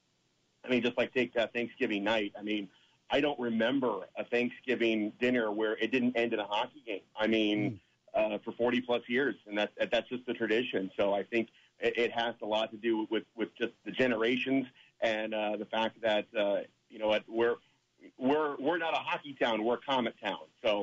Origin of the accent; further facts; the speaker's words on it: Fort Wayne, Indiana, United States; I'm a fan. I'm from Fort Wayne. This is my team. I'm a Comet through and through.